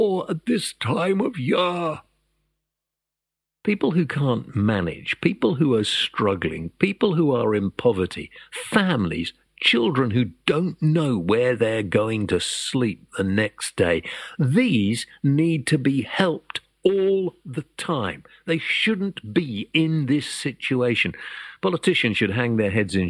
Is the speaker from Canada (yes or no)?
no; United Kingdom; we're British